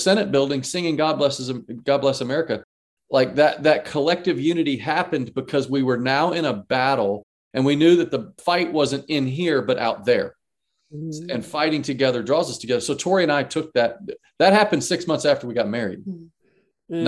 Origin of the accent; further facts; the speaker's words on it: Dallas, Texas, United States; moved away as an adult; also born or lived in Atlanta, Georgia; now in North Carolina, United States; I grew up in Dallas, Texas.